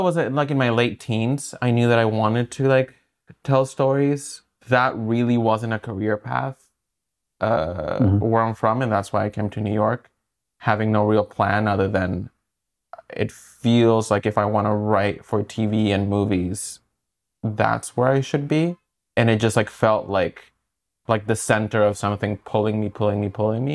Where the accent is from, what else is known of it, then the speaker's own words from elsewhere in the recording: El Salvador; also born or lived in Brooklyn, New York; now in New York, United States; I'm from El Salvador, yeah. And I moved here like 10 years ago